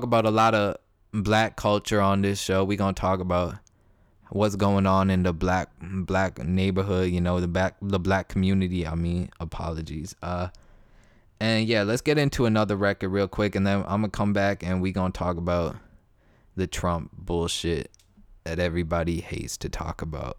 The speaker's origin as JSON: {"language": "English", "town": "Toronto", "region": "Ontario", "country": "Canada", "moved": "as an adult", "lives_now": "Alabama, United States", "said": "I'm from Toronto"}